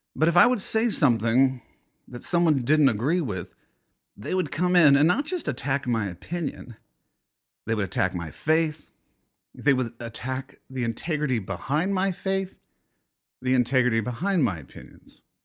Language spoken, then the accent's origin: English; United States; being an American